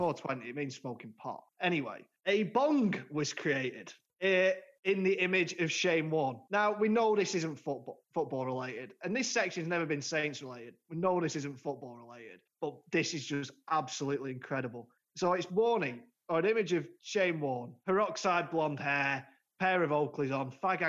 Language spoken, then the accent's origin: English; Blackpool, North West England, United Kingdom; we had one in Blackpool when I was growing up on Central Drive.